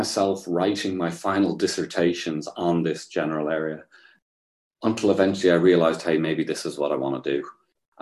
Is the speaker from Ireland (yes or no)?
yes; Ireland; growing up in Catholic Ireland